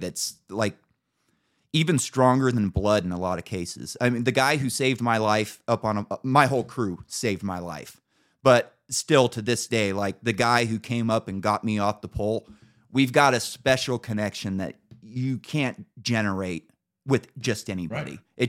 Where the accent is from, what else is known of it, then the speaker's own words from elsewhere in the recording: Emerald Triangle, California, United States; I'm from the Emerald Triangle.